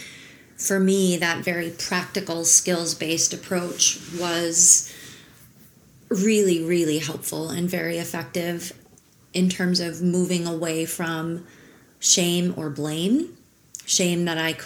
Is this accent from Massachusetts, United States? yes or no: no; Minnesota, United States; moved away as an adult; also born or lived in New York / Barcelona / Jackson Hole; I was born in Minnesota and grew up in Minnesota